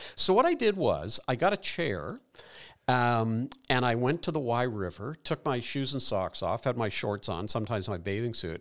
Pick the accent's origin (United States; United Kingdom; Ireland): Ireland; Dublin, Leinster; moved away; an immigrant, I was born in Dublin.